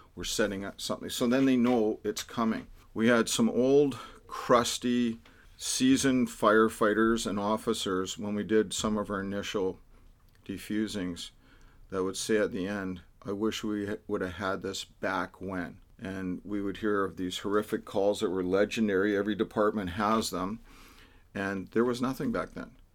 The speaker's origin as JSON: {"language": "English", "town": "Vancouver", "region": "British Columbia", "country": "Canada", "tie": "born or raised there", "lives_now": "Delta, Canada", "said": "I grew up in Vancouver. But as soon as we got old enough to get married and buy property, we couldn't afford Vancouver, so we'd move out to the burbs. So I end up in Delta"}